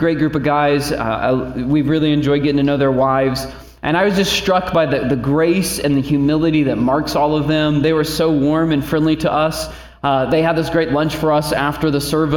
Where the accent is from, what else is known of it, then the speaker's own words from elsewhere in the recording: Indiana, United States; now in Northeast Ohio, United States; We're from Indiana, so we were going back to God's country